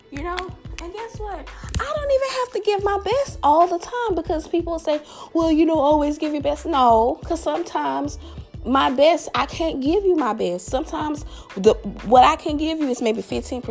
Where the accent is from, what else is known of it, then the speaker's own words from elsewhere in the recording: the South, United States; accent: southern; my southern accent